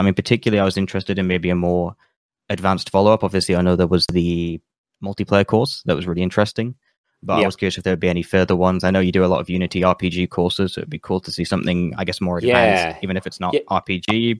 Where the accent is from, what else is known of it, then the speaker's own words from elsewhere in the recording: United Kingdom; I'm from the UK.